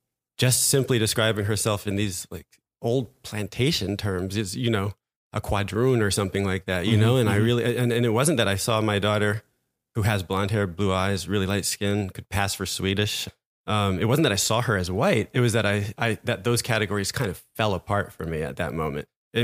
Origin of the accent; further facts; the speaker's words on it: New Jersey, United States; moved away as an adult; now in Paris, France; My mother's white, evangelical Christian from Southern California. And I grew up in New Jersey in the 80s and 90s